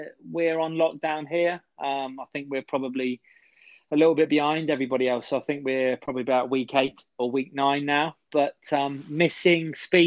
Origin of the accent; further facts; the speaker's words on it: England, United Kingdom; I'm not Swedish by any means. I'm fully English.